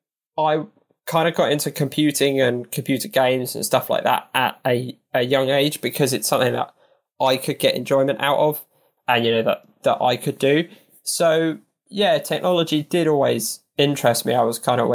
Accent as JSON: {"language": "English", "town": "Horsham", "region": "South East England", "country": "United Kingdom", "tie": "born or raised there", "said": "I grew up in a town called Horsham, based in West Sussex, kind of close to Gatwick."}